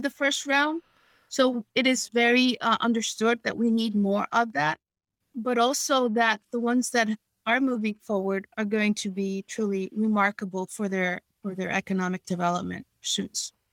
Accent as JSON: {"language": "English", "town": "New York City", "region": "New York", "country": "United States", "tie": "born or raised there", "said": "I grew up in New York City in the 70s when the city was in its worst shape"}